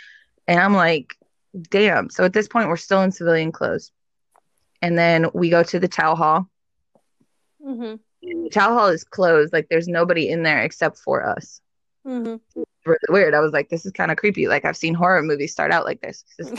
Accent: Inland Empire, California, United States; moved away as an adult; I grew up in the Inland Empire

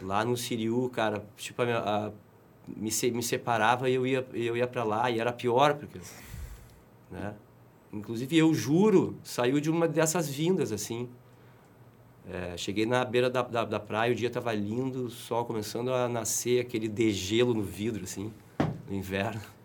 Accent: Brazil; also born or lived in Rio de Janeiro / Garopaba; como brasileiro

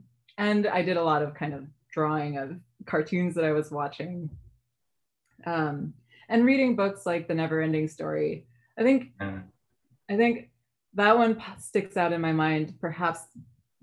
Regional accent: New York City, New York, United States; also born or lived in Yonkers, New York; now in Chicago, United States; I grew up in the Bronx

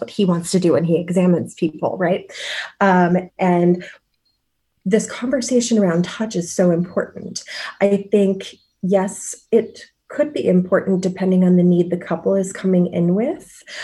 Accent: Michigan, United States; moved away as an adult; also born or lived in Cleveland / San Francisco / New York / Rome; now in Chicago, United States; I'm originally from Michigan

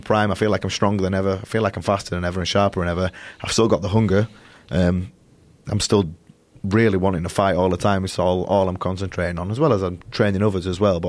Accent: Leeds, Yorkshire and the Humber, United Kingdom; I'm from Leeds, which is up north.

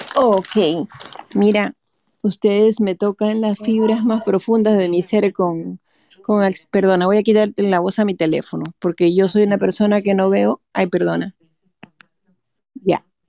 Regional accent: Peru; moved away as an adult; now in United States; Fui la única en mi familia que me tocó salir del Perú

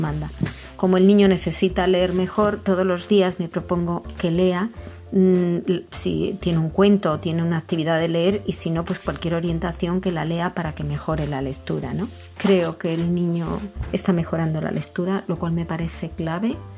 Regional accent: Spain; soy española y vivo en España

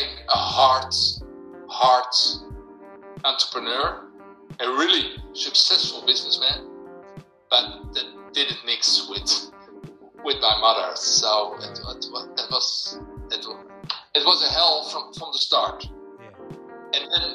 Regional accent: Landsmeer, North Holland, Netherlands; also born or lived in Amsterdam; now in Purmerend, Netherlands; I was born in Amsterdam, and I always lived in around Amsterdam and other cities. And the biggest part, I lived in Landsmeer.

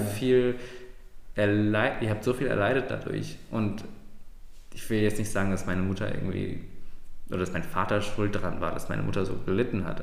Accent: Germany; meine Eltern sind aus der Türkei. Ich bin zwar in Deutschland geboren und ich bin zwar deutsch

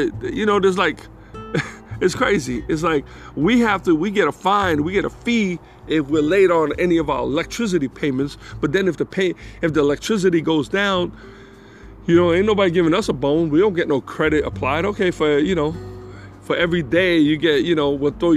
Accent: New York City, New York, United States; moved away as an adult; now in North Carolina, United States; I was born in the Bronx

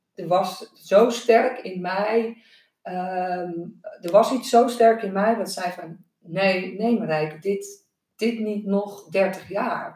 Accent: Noordoostpolder, Flevoland, Netherlands; ik ben opgegroeid in de Noordoostpolder

